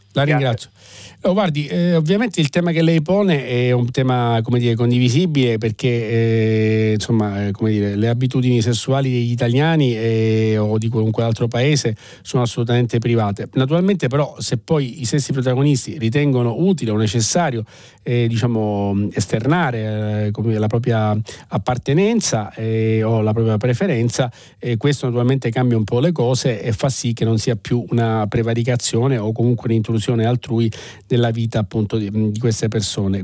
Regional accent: Sicily, Italy; da siciliano e quindi diciamo da, da chi proviene da un ambiente più complesso

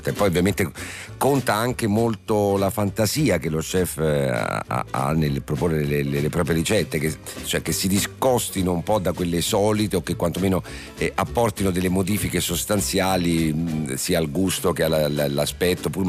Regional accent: Sondrio, Lombardy, Italy; Sì, sono di Sondrio

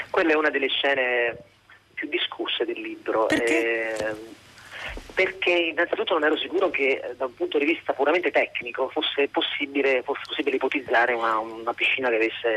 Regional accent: Abruzzo, Italy; io sono abruzzese

